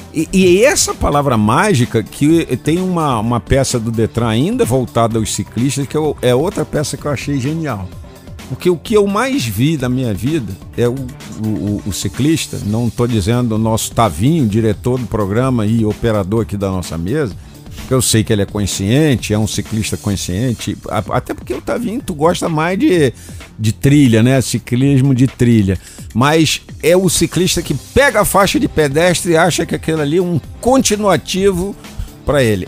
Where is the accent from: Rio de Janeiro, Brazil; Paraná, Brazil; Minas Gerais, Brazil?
Rio de Janeiro, Brazil; now in Brasília, Brazil; O Rio de Janeiro, cidade onde eu nasci